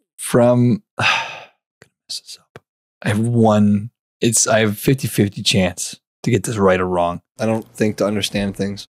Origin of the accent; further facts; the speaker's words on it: Canada; we're Canadian